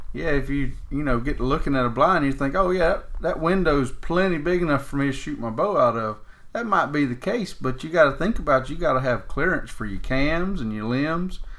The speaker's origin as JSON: {"language": "English", "region": "Florida", "country": "United States", "tie": "born or raised there", "said": "growing up in Florida"}